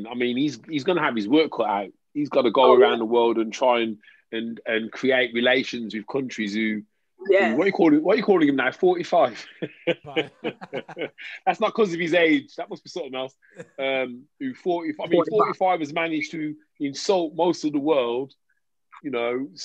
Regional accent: England, United Kingdom; I'm English

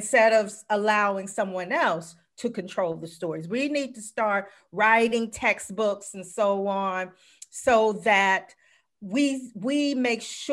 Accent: South Carolina, United States; moved away; also born or lived in Washington, District of Columbia, United States; I'm from South Carolina

